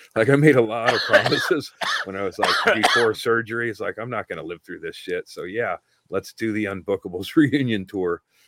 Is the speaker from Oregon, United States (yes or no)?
yes; Oregon, United States; I'm from Oregon.